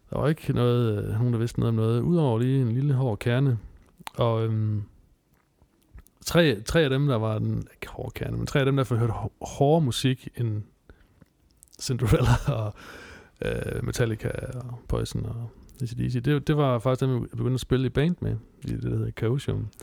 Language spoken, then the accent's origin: Danish; Southern Jutland, Southern Denmark, Denmark; moved away; jeg voksede op i Sønderjylland